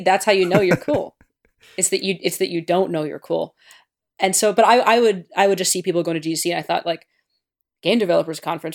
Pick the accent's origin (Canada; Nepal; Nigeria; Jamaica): Canada; I'm Canadian